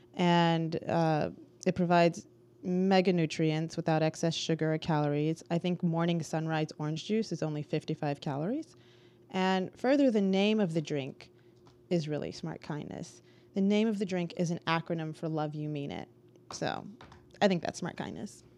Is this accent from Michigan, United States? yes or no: yes; Bloomfield Township, Michigan, United States; I'm from Bloomfield Township, Michigan